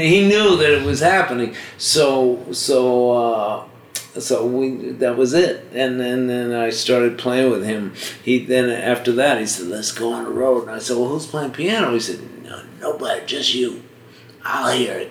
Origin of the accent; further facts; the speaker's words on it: Washington, District of Columbia, United States; moved away; also born or lived in Boston; I was born in Boston, but I so, but I lived, uh, kind of grew up in Washington, D.C.